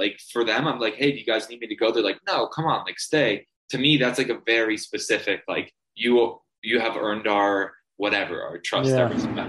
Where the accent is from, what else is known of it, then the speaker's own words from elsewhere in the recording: Toronto, Ontario, Canada; if they asked, I said, I'm from Toronto. I realized that I said Toronto originally. If you're from Toronto, you never pronounce the second T.